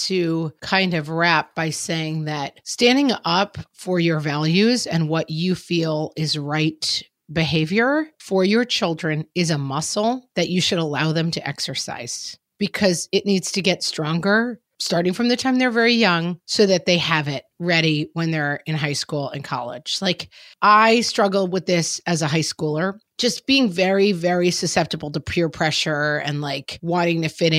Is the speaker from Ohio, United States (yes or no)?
no; Texas, United States; I grew up in Texas and toy guns, part of our lives.